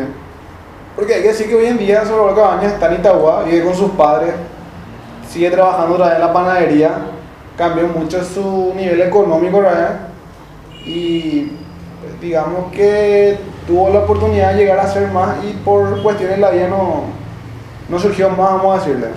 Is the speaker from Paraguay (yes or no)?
yes; Paraguay; Como buen paraguayo